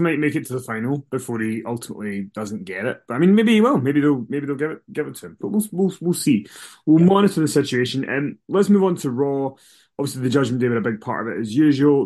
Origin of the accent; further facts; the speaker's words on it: Scotland, United Kingdom; we're Scottish.